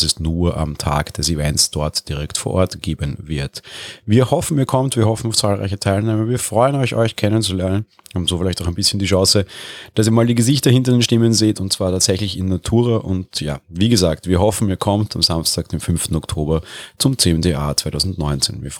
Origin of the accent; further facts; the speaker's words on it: Vienna, Austria; Ja, ich komme auch aus Wien, das wurde ich auch schon häufig gefragt.